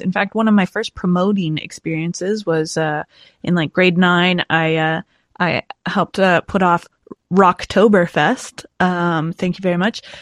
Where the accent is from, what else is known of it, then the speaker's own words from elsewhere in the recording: Montague, Prince Edward Island, Canada; And I grew up in Montague, Prince Edward Island.